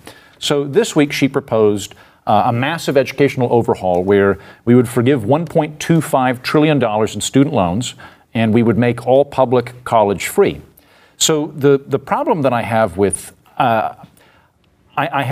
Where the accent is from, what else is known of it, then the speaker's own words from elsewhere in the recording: Oklahoma, United States; moved away; she's from my old neighborhood. We're both from Oklahoma